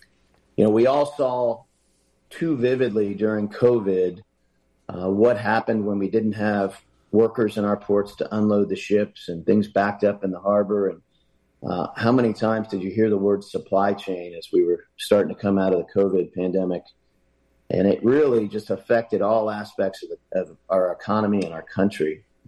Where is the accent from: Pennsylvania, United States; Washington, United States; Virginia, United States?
Virginia, United States; Hampton Roads; My hometown, Hampton Roads.